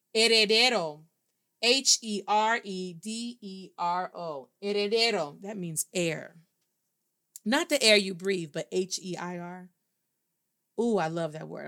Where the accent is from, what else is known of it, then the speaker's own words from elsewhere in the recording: Midwest, United States; accent: Black American Midwest; moved away; also born or lived in Baltimore; I pronounce a whole lot of things in English because I was raised in the Midwest.